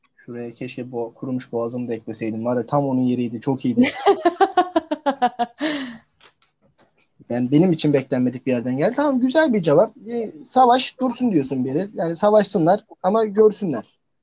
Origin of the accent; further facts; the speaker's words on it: Trabzon, Turkey; Ben Trabzonluyum